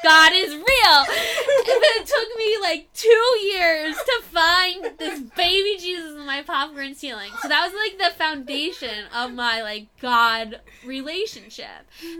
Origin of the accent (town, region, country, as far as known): Florida, United States